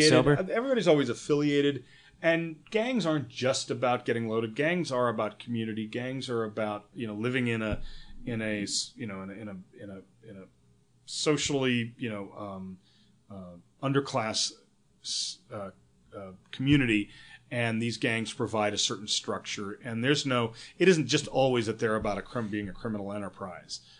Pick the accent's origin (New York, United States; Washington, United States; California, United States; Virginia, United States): New York, United States; I'm a you know I'm from New York